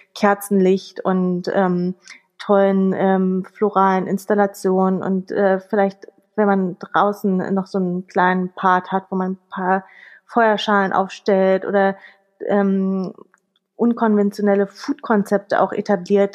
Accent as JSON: {"language": "German", "region": "Berlin", "country": "Germany", "tie": "born or raised there", "said": "Ich bin gebürtige Berlinerin, das ist hier mein Hauptwirkungskreis, Berlin, Brandenburg, Mecklenburg"}